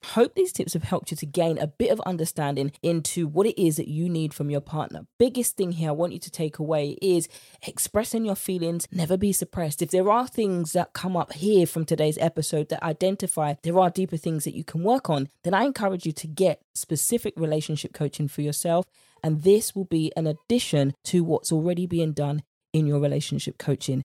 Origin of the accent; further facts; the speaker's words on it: United Kingdom; accent: British; my British accent